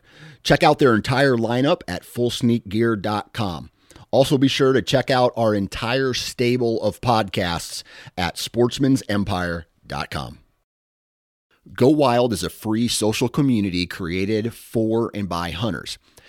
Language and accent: English; Iowa, United States; And I always thought which one, if I didn't have this no accent, because I'm from Iowa, no accent, I don't think I do anyway